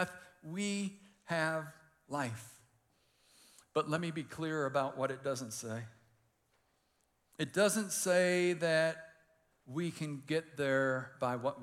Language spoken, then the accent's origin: English; Detroit, Michigan, United States; I grew up in Detroit